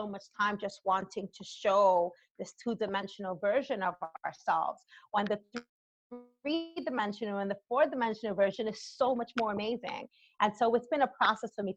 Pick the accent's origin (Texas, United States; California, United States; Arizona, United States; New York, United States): New York, United States; New York City; growing up in the Bronx, I mean, I'm an 80s child, and the 80s era in the South Bronx, you know, when I was growing up